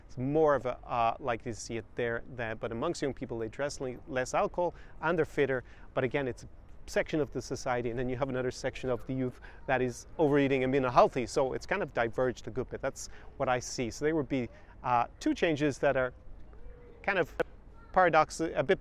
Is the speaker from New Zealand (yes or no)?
no; Ireland; now in Odessa, Ukraine; I grew up in Ireland